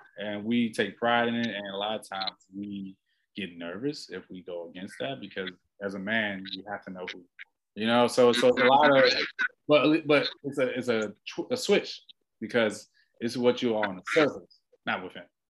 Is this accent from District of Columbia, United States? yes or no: yes; Washington, District of Columbia, United States; moved away; I'm originally from Washington, D.C.